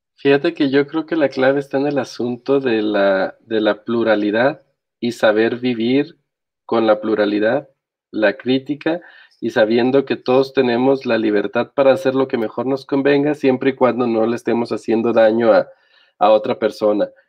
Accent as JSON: {"language": "Spanish", "country": "Mexico", "said": "aquí estoy, como están millones de mexicanos"}